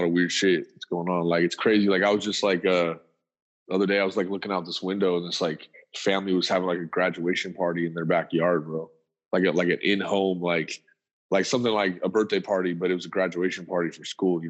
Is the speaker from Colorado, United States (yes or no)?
yes; Colorado, United States; I'm from Colorado